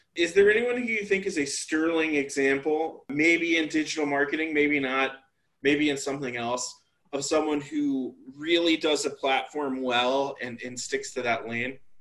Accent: Atlanta, Georgia, United States; moved away as an adult; also born or lived in New York; I'm from Atlanta.

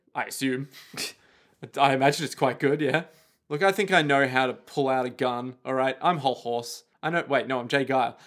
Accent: Australia; We are Australian

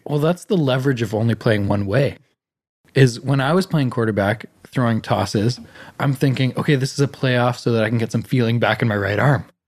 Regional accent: Canada; being born in Canada in a middle class family

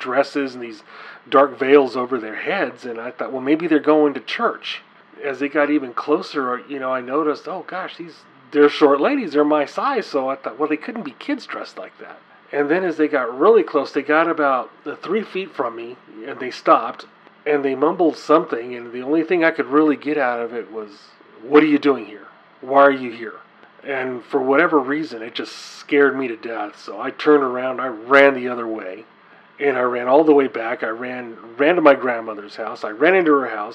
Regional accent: Texas, United States; I grew up in Texas

